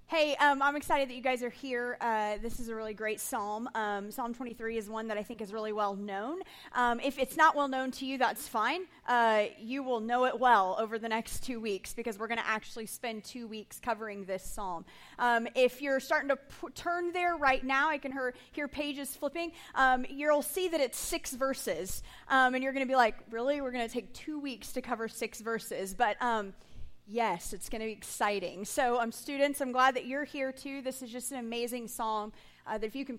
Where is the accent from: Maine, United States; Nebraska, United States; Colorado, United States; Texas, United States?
Texas, United States; I was raised in Texas